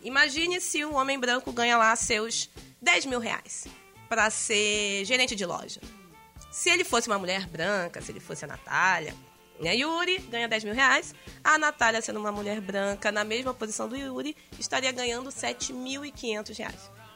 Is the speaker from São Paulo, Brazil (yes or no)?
no; São Gonçalo, Rio de Janeiro, Brazil; eu morava no, e fui criada no Jardim Catarina, que na época é a maior favela plana da América Latina